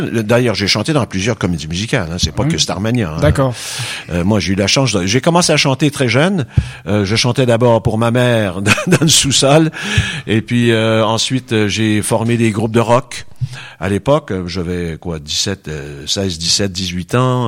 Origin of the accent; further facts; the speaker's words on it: Quebec, Canada; accent: Québécois; ça, explique mon accent parce que je suis québécois